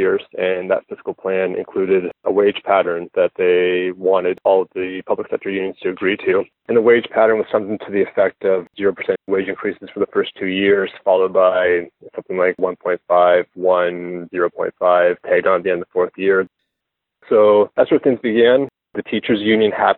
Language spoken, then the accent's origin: English; Nova Scotia, Canada; I'm a teacher from Nova Scotia.